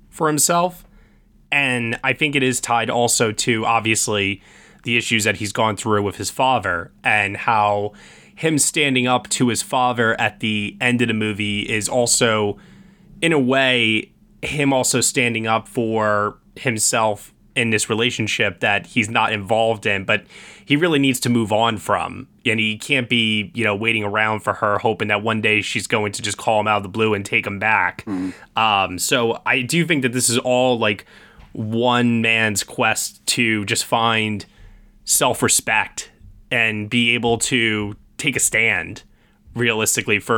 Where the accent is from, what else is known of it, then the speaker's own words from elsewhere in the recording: Long Island, New York, United States; I grew up on Long Island in the suburbs